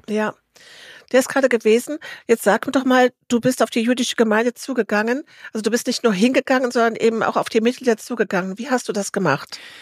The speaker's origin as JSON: {"language": "German", "country": "Germany"}